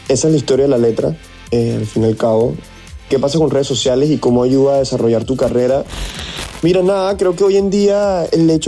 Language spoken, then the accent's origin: Spanish; Venezuela; also born or lived in Saint Vincent and the Grenadines / Namibia; Viví en San Vicente de las Granadinas cuatro años y después viví seis años en Namibia, país al sur de África. Y así fue que me crié. Después, cuando, después a los 10 años, fue que, fue que fui a, a Venezuela y ahí pasé 17 años de mi vida.